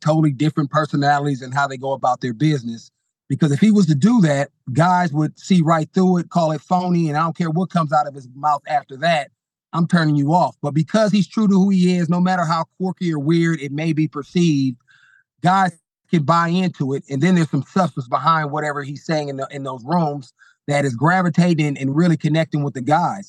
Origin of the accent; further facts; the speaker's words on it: Bay Area, California, United States; I grew up in the Bay Area